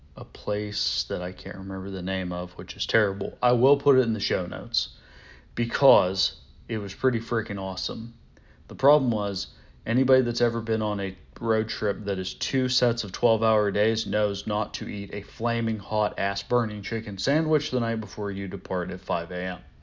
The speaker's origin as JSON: {"language": "English", "town": "Pittsburgh", "region": "Pennsylvania", "country": "United States", "said": "I'm from Pittsburgh"}